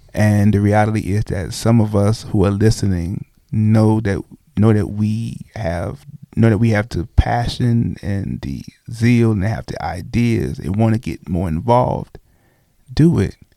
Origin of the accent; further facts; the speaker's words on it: Brooklyn, New York, United States; now in Oklahoma City, United States; I'm from Brooklyn